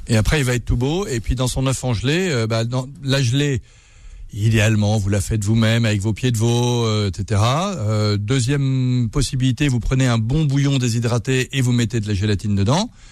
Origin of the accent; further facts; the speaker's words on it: Berry, Centre-Val de Loire, France; je suis du Berry